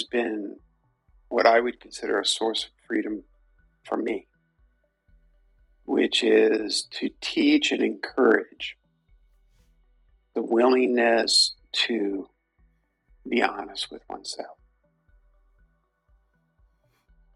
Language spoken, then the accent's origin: English; New York City, New York, United States; I'm from Brooklyn and I grew up a Yankees fan.